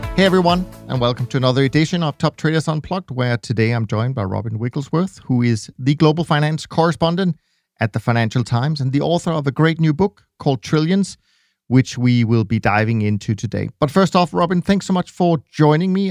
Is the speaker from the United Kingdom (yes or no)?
no; Denmark; I'm Danish